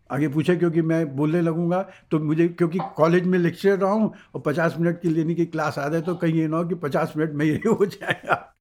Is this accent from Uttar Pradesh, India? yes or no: yes; Allahabad, Uttar Pradesh, India; मेरा जन्म इलाहाबाद में हुआ है